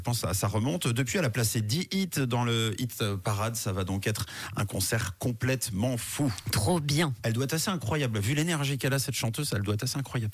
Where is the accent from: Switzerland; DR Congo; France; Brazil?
Switzerland; chez nous en Suisse